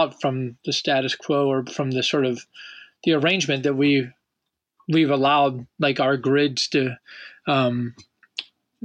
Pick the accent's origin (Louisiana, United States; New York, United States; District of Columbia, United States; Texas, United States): District of Columbia, United States; Washington; as a young child, growing up in Washington, D.C.